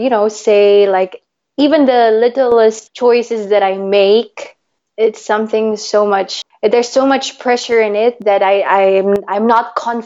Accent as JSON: {"language": "English", "town": "Manila", "region": "Metro Manila", "country": "Philippines", "tie": "born or raised there", "moved": "yes", "lives_now": "Switzerland", "said": "I was born and raised in Manila, Philippines, and now I am based in Switzerland."}